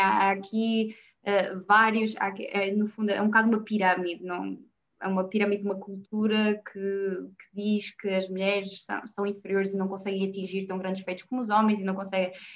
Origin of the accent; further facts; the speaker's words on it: Norte, Portugal; como nortenha